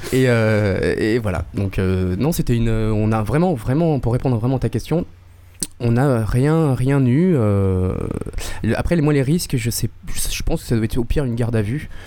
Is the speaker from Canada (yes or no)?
no; Avignon, Provence-Alpes-Côte d'Azur, France; moved away; also born or lived in Paris; à la base, je suis d'Avignon